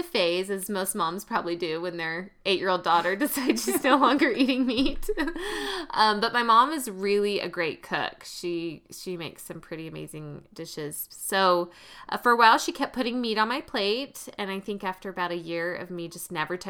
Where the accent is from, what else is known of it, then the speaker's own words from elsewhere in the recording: the South, United States; When I grew up in the South in a meat and potatoes family